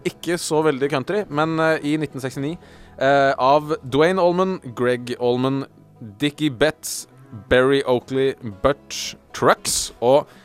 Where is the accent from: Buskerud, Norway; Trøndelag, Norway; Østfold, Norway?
Buskerud, Norway; Geilo; Jeg er fra Geilo.